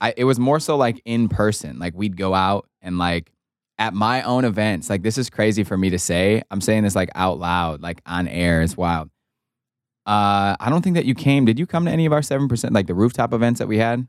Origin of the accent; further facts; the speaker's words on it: Wisconsin, United States; my best friends that I grew up with in Wisconsin